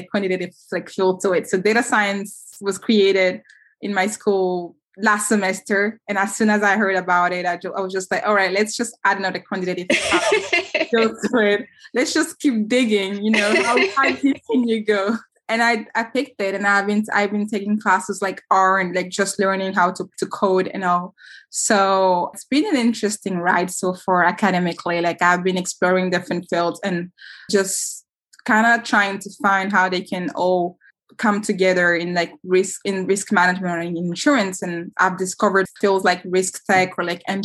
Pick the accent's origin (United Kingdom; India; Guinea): Guinea; now in Pennsylvania, United States; Growing up in Guinea, like in 2015